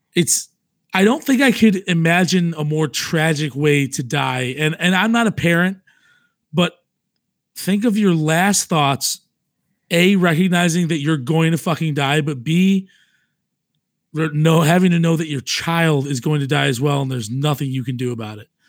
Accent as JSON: {"language": "English", "region": "New York", "country": "United States", "said": "I'm, I'm from New York"}